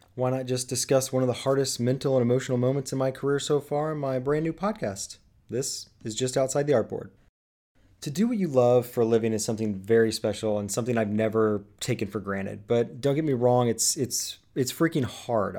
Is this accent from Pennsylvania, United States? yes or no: no; Indianapolis, Indiana, United States; here in Indianapolis, my hometown